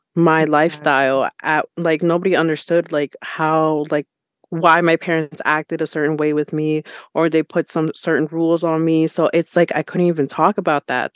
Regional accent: Allentown, Pennsylvania, United States; also born or lived in New York / Ecuador (ancestry); both of my parents are from Ecuador, but I was born in New York. Um, around like mm. five years old, I did end up moving to Allentown

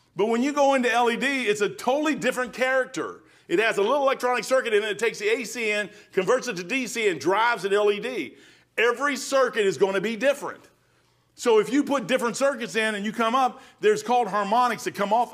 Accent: Kentucky, United States; I'm a brick from Kentucky

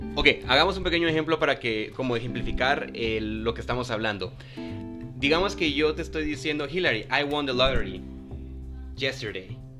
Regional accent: Guatemala; la entonación que nosotros tal vez aquí en Guatemala le damos a nuestro español

